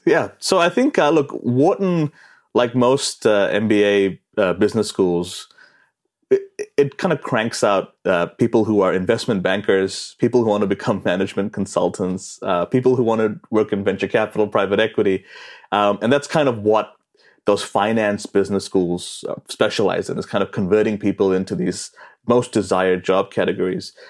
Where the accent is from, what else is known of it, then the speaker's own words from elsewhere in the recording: New Zealand; moved away as an adult; growing up in New Zealand